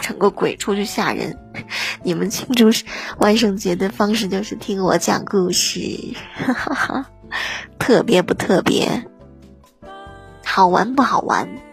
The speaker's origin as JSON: {"language": "Chinese", "region": "northern China", "country": "China", "said": "我是北方人"}